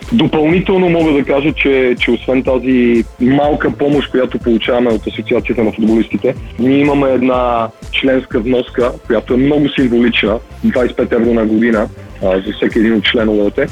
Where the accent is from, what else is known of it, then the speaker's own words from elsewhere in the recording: Madrid, Community of Madrid, Spain; also born or lived in Sofia, Bulgaria; роден съм в София, 85-та година. С родителите ми се премествам в Мадрид, като аз съм на 8 годинки.